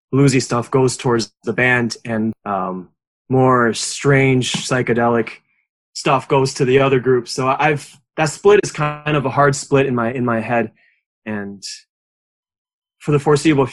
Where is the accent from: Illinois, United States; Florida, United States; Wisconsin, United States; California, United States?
Wisconsin, United States; Edgerton; also born or lived in Madison; my hometown is not Madison, it's Edgerton, which is a small town of 5,000, give or take, about 40 minutes south of Madison.